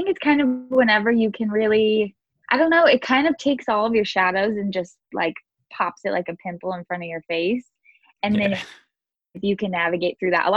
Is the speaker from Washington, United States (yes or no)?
yes; Seattle, Washington, United States; moved away as an adult; also born or lived in Texas; now in Maui, United States; grew up in Seattle